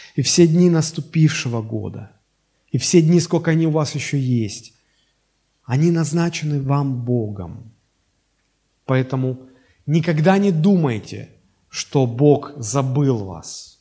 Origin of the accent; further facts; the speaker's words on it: Sochi, Krasnodar Krai, Russia; Мне назначил родиться в городе Сочи